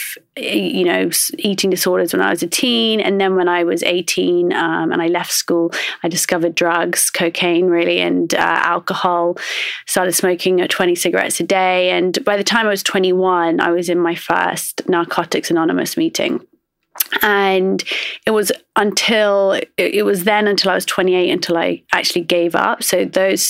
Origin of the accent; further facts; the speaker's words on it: Oxford, South East England, United Kingdom; I grew up in Oxford and I would say that growing up, I was very much sort of an outsider. I'm Iraqi